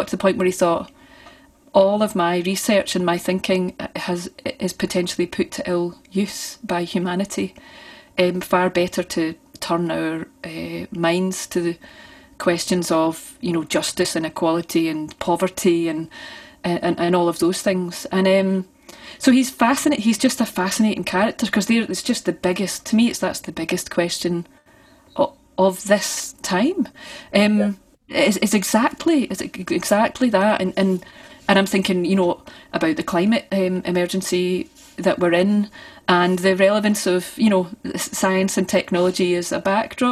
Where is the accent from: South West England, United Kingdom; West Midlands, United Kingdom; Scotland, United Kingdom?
Scotland, United Kingdom; Forth Valley, near Banknock; I grew up on top of a hill. It's a wee place called Brayface.